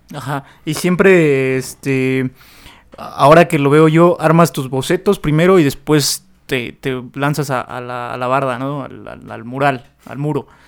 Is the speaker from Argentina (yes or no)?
no; Tula, Mexico; somos de, Tula, de Totónico de Tula